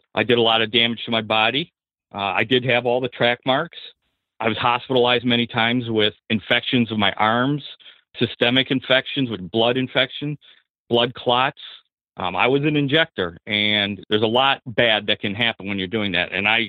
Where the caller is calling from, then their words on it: Michigan, United States; Hi, Seth. … I'm from Michigan.